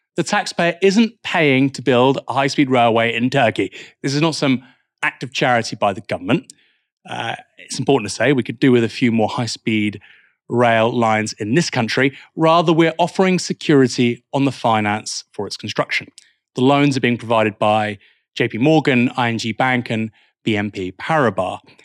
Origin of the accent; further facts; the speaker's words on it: Bournemouth, South West England, United Kingdom; now in Portsmouth, United Kingdom; I'm from Bournemouth